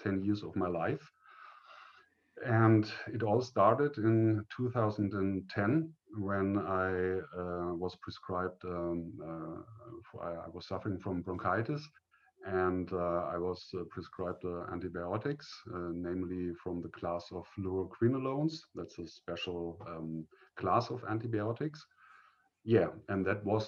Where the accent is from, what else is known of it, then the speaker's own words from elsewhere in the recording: northern Bavaria, Germany; I grew up in the northern part of Bavaria in Germany